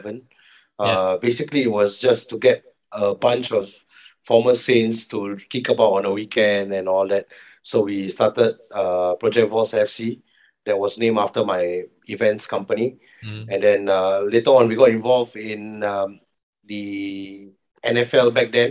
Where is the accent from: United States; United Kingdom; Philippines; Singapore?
Singapore; growing up in Jalan Besar